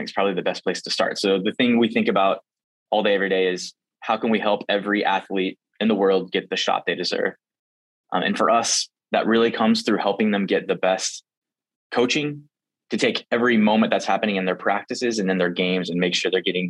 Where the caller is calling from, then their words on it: Lincoln, Nebraska, United States; I'm Zooming in from Lincoln, Nebraska. This is where our headquarters is for the company.